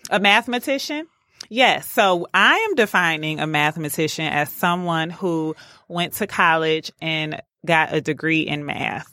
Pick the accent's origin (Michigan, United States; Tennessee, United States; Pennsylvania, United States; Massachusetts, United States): Michigan, United States; Detroit; growing up in Detroit, I was a part of a program called DAPSEP